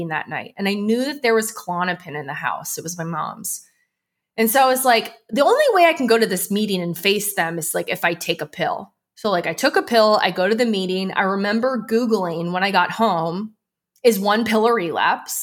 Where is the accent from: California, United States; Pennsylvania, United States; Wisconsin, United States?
Pennsylvania, United States; outside of Philadelphia; I grew up outside of Philly